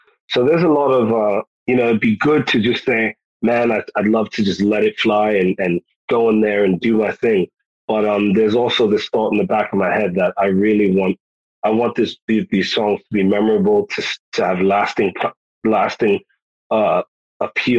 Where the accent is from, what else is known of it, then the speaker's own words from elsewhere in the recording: New York City, New York, United States; born there; also born or lived in United Kingdom / Ghana / Virginia; now in Texas, United States; I mean, I was born in New York City. My folks are Jamaican. Half my family is American. Then I've got the time that I spent in the UK, time that I spent in Ghana, West Africa, time that I spent in Virginia, time that I've spent here in Texas.